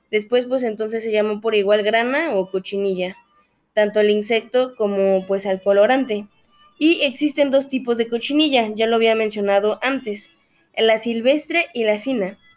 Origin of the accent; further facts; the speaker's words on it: Mexico; siento que no deberíamos de, de perder como pues mexicanos, ya que pues desde, como lo comentaba, desde eh, nuestros antepasados pues lo utilizaban